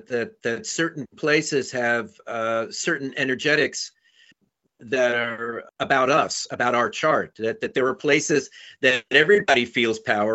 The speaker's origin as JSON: {"language": "English", "region": "New York", "country": "United States", "tie": "born or raised there", "moved": "yes", "said": "I grew up in New York, {S0} Right. {S1} in Manhattan, and it was a place that I didn't really vibe with, and I was ready to leave. I left as soon as I could"}